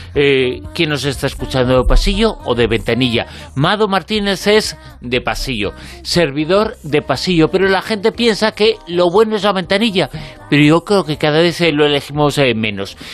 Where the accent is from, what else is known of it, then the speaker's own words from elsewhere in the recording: Galicia, Spain; soy gallego